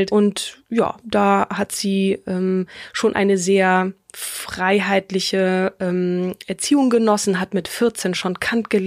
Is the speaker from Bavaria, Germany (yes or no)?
no; Marburg, Hesse, Germany; born there; sie hat studiert in meiner Geburtsstadt in Marburg an der Lahn.